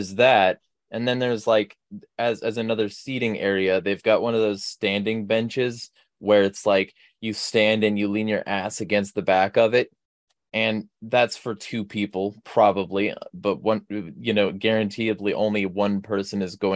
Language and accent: English; California, United States; now in Spokane, United States; I'm from California